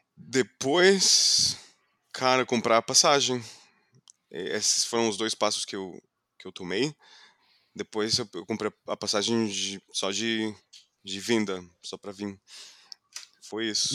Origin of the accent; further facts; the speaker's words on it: Fort Lauderdale, Florida, United States; Portuguese is a second language; moved away as an adult; now in São Paulo, Brazil; Eu nasci, cresci do lado da praia